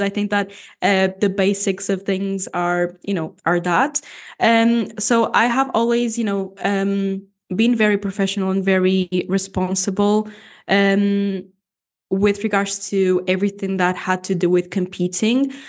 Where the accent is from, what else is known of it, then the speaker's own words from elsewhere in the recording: Portugal; first language Portuguese; English is a second language; also born or lived in Canada; Portuguese is my first language